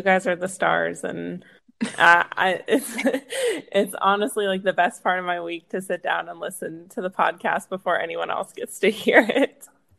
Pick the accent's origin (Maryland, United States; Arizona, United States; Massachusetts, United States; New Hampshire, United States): Arizona, United States; I am from Arizona